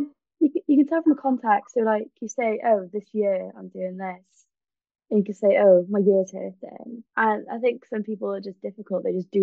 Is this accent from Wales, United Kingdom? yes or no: yes; Wales, United Kingdom